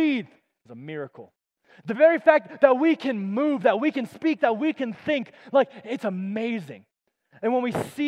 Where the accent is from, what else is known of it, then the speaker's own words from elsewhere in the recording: Colorado Springs, Colorado, United States; moved away as an adult; also born or lived in Tulsa, Oklahoma; I grew up in Colorado Springs my whole life.